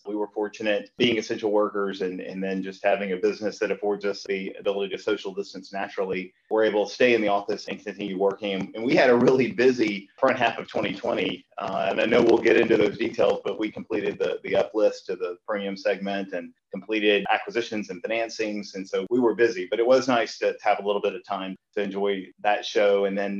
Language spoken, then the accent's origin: English; Birmingham, Alabama, United States; I was born and raised in Birmingham. And in fact, our office today is just about 5 miles from the home in which I grew up. I went to school here in Birmingham.